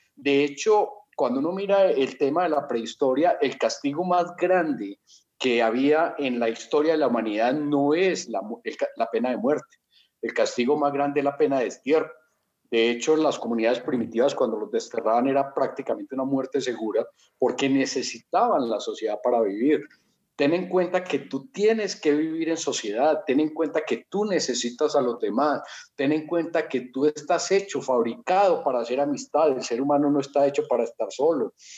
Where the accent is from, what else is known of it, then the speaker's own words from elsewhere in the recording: Colombia; moved away as an adult; now in Mexico; soy colombiano desde chiquito.